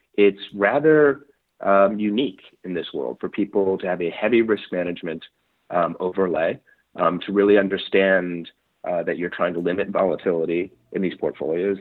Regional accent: New York City, New York, United States; I'm a native New Yorker. Um, okay. I grew up in New York City, Manhattan, uh, most of my life.

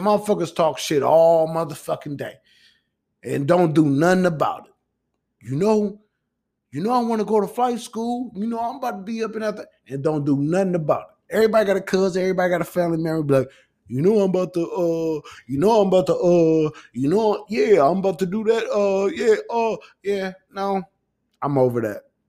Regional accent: Midwest, United States; I'm from the Midwest

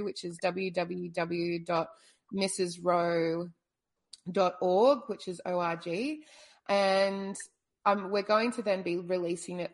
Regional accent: Brisbane, Queensland, Australia; now in Hobart, Australia; I'm Australian. I was born in Brisbane but have traveled a lot

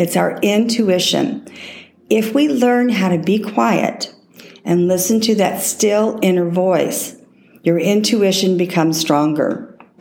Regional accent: Texas, United States; I was raised in Texas

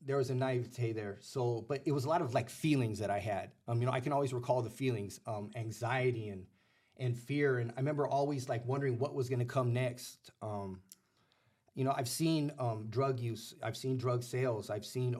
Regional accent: Los Angeles, California, United States; also born or lived in Pacoima / Sun Valley / North Hollywood / Northridge; I grew up in the San Fernando Valley

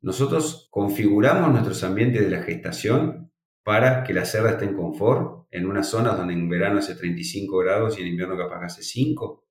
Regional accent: Argentina; en Argentina no somos, somos negativos a PIRS, somos libres de PIRS

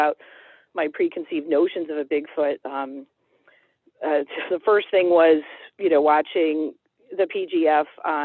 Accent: Cleveland, Ohio, United States; also born or lived in Holmes County, Ohio; I was born and raised in Cleveland, Ohio

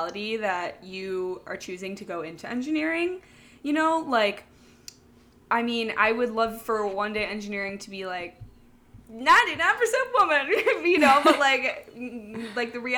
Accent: Midwest, United States; we're from the Midwest

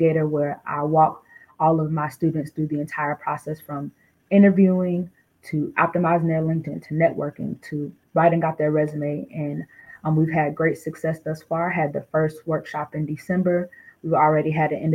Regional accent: Durham, North Carolina, United States; moved away; also born or lived in Newark, New Jersey; originally I'm from Newark, New Jersey, but I grew up in Durham, North Carolina. I don't live in Durham, North Carolina anymore, but that's where I spent majority of my childhood

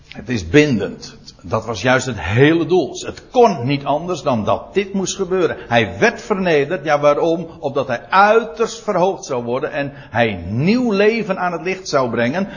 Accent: Netherlands

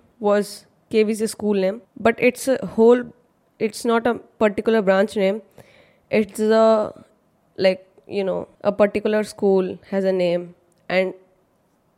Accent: Chennai, Tamil Nadu, India; born or raised there; first language Hindi; English is a second language; also born or lived in Mumbai, India

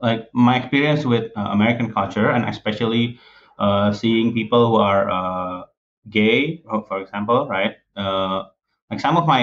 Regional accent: Indonesia; English is a second language; I mean, me growing up in Indonesia, and Jeremy, he grew up in Bali.

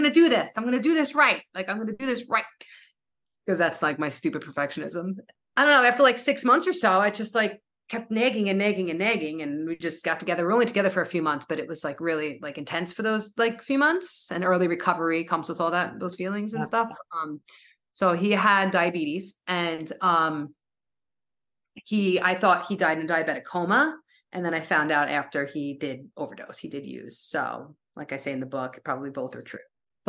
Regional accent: New York, United States; I had no idea that I was so dependent on being a New Yorker. Right? Depending, I know us New Yorkers, we're so proud.

